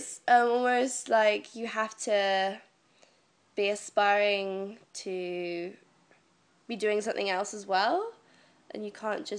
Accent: Devon, South West England, United Kingdom; moved away as an adult; now in London, United Kingdom; I'm originally from Devon. And I've been living in London almost 11 months now.

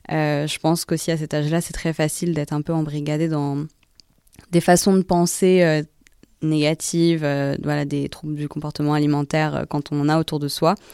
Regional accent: Paris, Île-de-France, France; also born or lived in Singapore; alors je suis née à Paris d'une maman singapourienne et d'un papa français normand. Donc euh, j'ai grandi à Paris jusqu'à mes trois ans et ensuite, comme euh, quand mon petit frère est né, on est parti à Singapour pour quelques années.

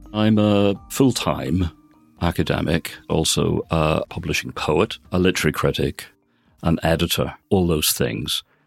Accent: Belfast, Northern Ireland, United Kingdom; now in Oxford, United Kingdom; I was brought up in Belfast and educated there.

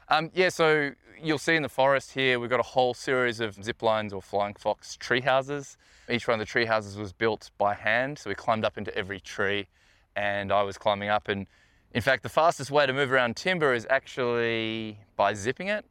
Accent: Melbourne, Victoria, Australia; now in New Zealand; I grew up in Melbourne

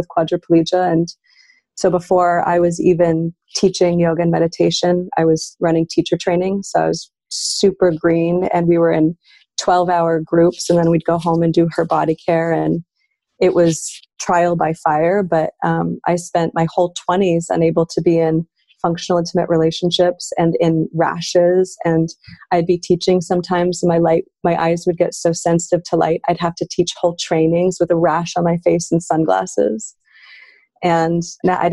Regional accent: Canada; as a Canadian

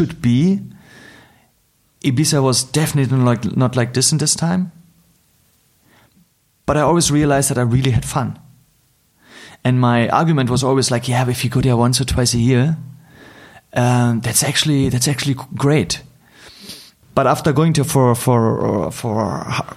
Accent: Berlin, Germany; I'm hardly in my hometown in Berlin for a long time

